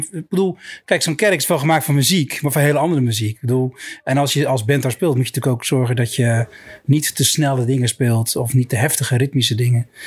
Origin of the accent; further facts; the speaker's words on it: Middelburg, Zeeland, Netherlands; ik ben een eh, Zeeuw en ik, heb, ik ben eh, geboren en getogen in Middelburg, wat de grote stad daarnaast is.